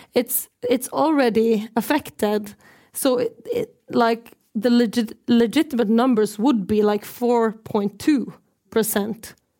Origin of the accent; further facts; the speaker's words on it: Norway; I'm from the Norwegian side of occupied Sápmi